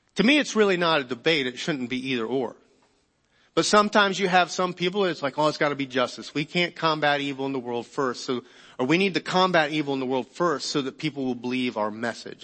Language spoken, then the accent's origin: English; United States; being American